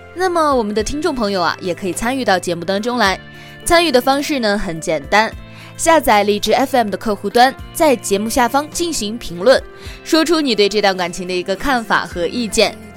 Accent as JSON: {"language": "Chinese", "country": "China", "said": "在我们中国人的传统印象当中"}